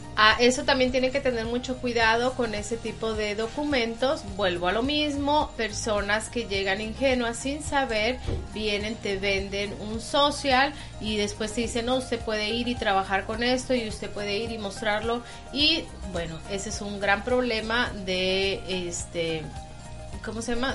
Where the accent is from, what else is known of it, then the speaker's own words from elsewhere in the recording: Tampico, Tamaulipas, Mexico; now in New York, United States; somos de México